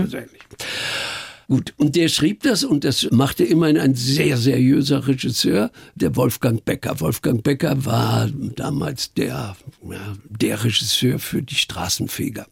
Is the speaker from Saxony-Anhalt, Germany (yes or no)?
no; Iserlohn, North Rhine-Westphalia, Germany; moved away; also born or lived in Munich; Ich stamme aus Iserlohn im Sauerland.